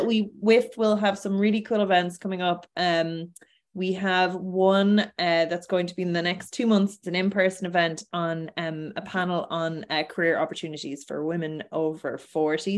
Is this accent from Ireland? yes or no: yes; Ireland